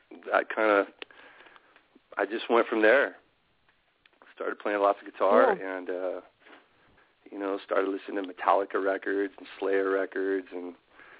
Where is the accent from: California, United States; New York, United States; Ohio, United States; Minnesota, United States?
California, United States; Southern; I grew up in Southern California pretty much my whole life, just kind of moving around from different town to different town